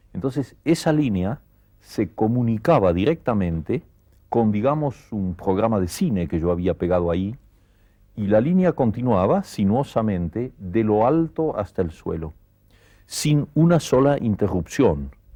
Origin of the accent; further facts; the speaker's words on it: Argentina; moved away as an adult; also born or lived in Barcelona, Spain; now in Paris, France; estoy muy contento de ser argentino